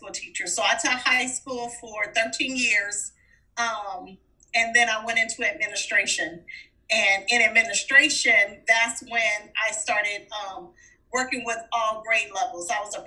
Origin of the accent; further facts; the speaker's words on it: Los Angeles, California, United States; Oh, wow. It's interesting. I grew up at a time period. I grew up in the 70s.